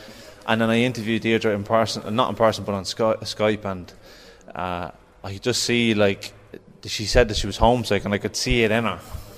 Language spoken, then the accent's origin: English; Drogheda, Leinster, Ireland; I'm from Drogheda.